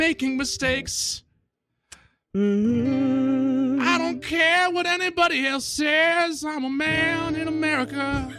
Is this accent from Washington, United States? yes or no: no; Melrose, Massachusetts, United States; now in New York, United States; I'm from Melrose, kid.